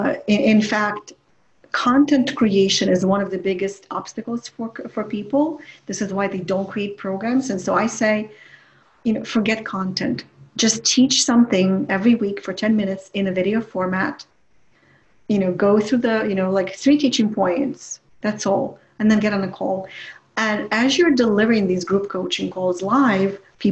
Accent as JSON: {"language": "English", "country": "Ukraine", "second_language": "English", "moved": "as an adult", "lives_now": "United States", "said": "I come from the Ukraine"}